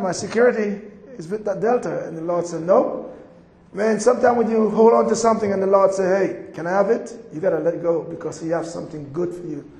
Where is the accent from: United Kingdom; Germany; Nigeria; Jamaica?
Jamaica; accent: Jamaican; moved away; also born or lived in Atlanta / Colorado; I'm from Jamaica